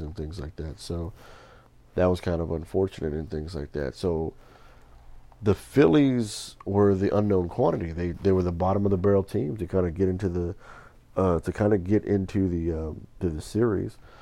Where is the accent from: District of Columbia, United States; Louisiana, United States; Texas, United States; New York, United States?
Texas, United States; Houston; I gotta go with my hometown team